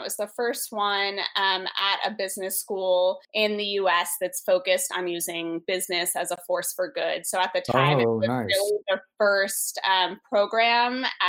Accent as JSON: {"language": "English", "region": "New York", "country": "United States", "tie": "born or raised there", "said": "I grew up in New York"}